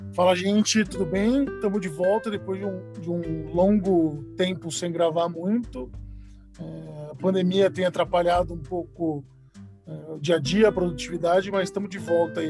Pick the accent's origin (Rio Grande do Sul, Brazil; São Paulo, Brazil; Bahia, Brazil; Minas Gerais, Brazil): São Paulo, Brazil; interior of; now in São Paulo, Brazil; eu vim do interior de São Paulo